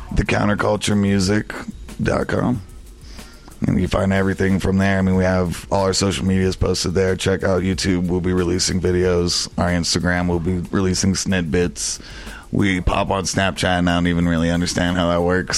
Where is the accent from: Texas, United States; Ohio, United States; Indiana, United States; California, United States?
Texas, United States; El Paso; moved away; where I grew up, how I grew up in El Paso, Texas, we treat each other with genuine respect